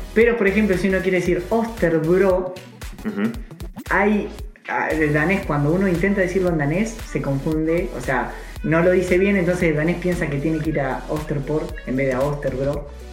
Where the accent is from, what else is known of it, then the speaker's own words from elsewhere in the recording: Argentina; moved away as an adult; now in Copenhagen, Denmark; yo como argentino